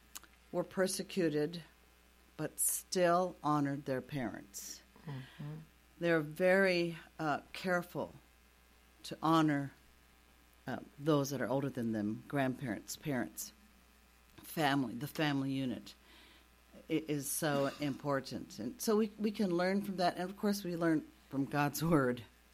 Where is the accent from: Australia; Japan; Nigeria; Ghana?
Japan; And we have a lot to learn from the Asian culture, as my folks and I grew up in Japan